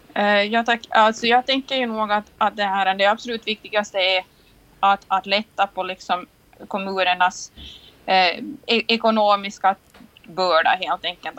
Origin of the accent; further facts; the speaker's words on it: Nagu, Southwest Finland, Finland; Jag är ju själv från Nagö